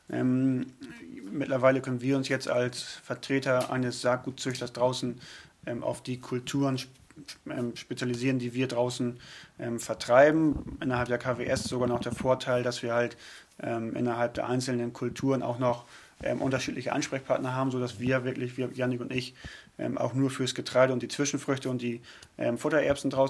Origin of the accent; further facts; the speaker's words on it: Northern Germany, Germany; wir selbst immer als Norddeutscher in Norddeutschland auch tätig sind, man wird schnell akzeptiert